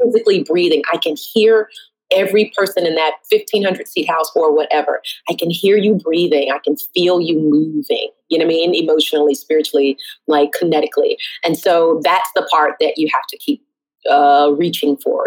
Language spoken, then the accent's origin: English; the South, United States; now in Brooklyn, United States; I'm born and raised in the South